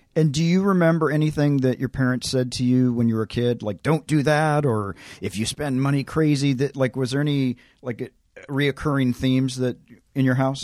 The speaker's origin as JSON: {"language": "English", "region": "Tennessee", "country": "United States", "tie": "born or raised there", "said": "I grew up in Tennessee"}